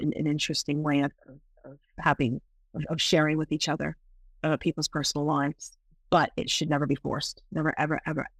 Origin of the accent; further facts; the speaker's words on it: England, United Kingdom; born there; You know, I live in England. While I do not sound like it, I was born in England.